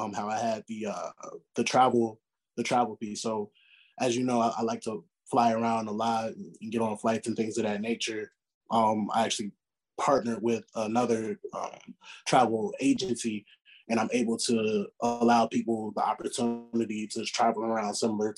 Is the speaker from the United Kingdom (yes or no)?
no; Chicago, Illinois, United States; growing up in Chicago